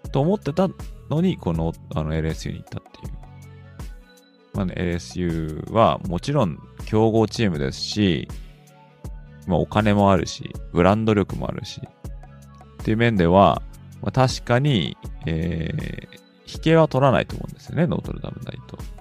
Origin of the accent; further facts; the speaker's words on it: Kanto, Japan; 日本の出身は関東なんですけどね